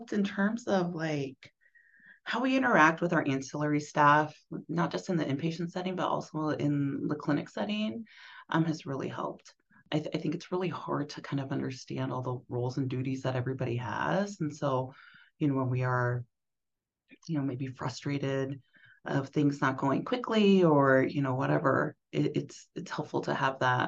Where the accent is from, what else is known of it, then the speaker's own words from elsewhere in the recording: Hutchinson, Kansas, United States; I grew up in South Central Kansas. I grew up in Hutchinson, Kansas